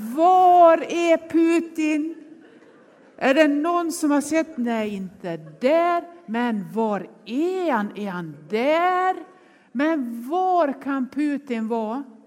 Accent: Nås, Dalarna County, Sweden; now in Gothenburg, Sweden; jag är uppvuxen i Nås i Västerdalarna

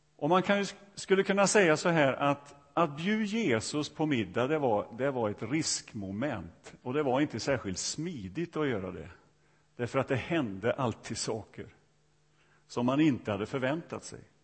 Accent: Sweden; öarna där jag kommer ifrån

